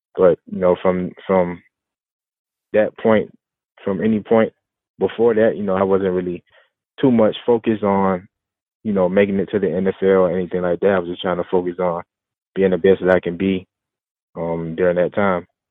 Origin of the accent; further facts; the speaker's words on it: Florida, United States; where I grew up in in Florida